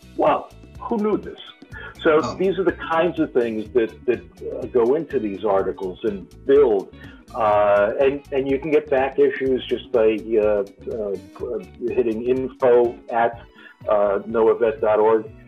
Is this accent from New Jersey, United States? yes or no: no; New York, United States; now in California, United States; I come from New York